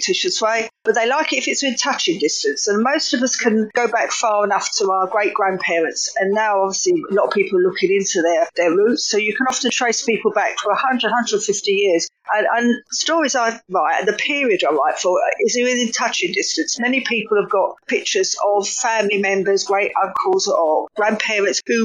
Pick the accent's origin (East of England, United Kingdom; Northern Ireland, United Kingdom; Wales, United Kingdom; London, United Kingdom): London, United Kingdom; accent: Cockney; you could probably tell from my accent already why I would write about East London. It's where I come from.